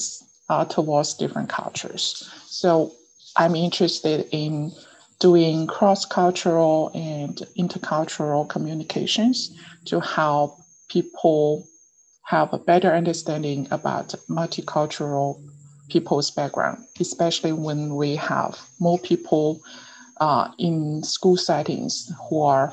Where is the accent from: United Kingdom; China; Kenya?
China; Jilin; English is a second language; moved away as an adult; also born or lived in Liaoning / Shenzhen / Beijing / Baotou, Inner Mongolia; now in Georgia, United States; I was born in Jilin province. That was the northeast part of China.